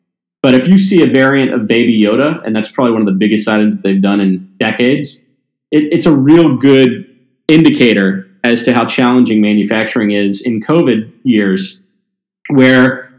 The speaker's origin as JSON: {"language": "English", "region": "Mississippi", "country": "United States", "tie": "born or raised there", "also_born_or_lived": "Tennessee", "said": "Like I said, I grew up in Mississippi and Tennessee, and I didn't have a real specific vision."}